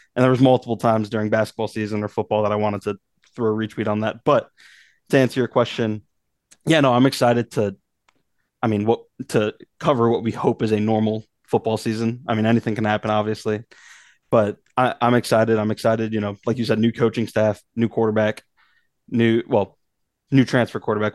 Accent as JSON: {"language": "English", "region": "Northeast", "country": "United States", "tie": "born or raised there", "moved": "yes", "said": "I grew up in the Northeast"}